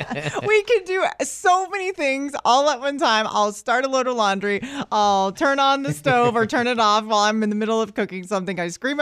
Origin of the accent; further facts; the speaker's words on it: New Port Richey, Florida, United States; I'm from Newport Richey.